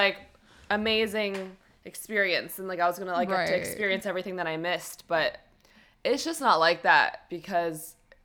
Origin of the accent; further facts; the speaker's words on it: New York City, New York, United States; now in California, United States; my hometown